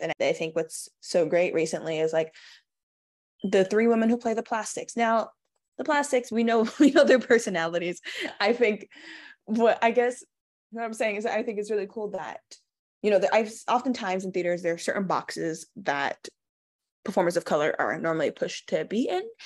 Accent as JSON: {"language": "English", "town": "New York City", "region": "New York", "country": "United States", "tie": "born or raised there", "also_born_or_lived": "Bronx, New York", "said": "I was born in the Bronx, and I was raised in Queens in a small neighborhood called Saint Albans"}